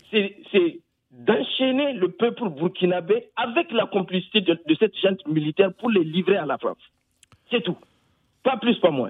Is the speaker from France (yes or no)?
no; Niger; Moi, en tant que Nigérien, Mahmoud Sifou n'est pas un exemple.